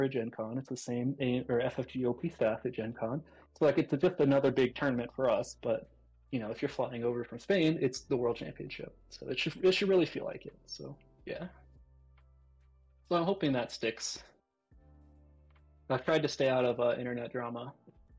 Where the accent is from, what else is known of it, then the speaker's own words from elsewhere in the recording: United States; also born or lived in North Carolina; I'm American, right? I live in North Carolina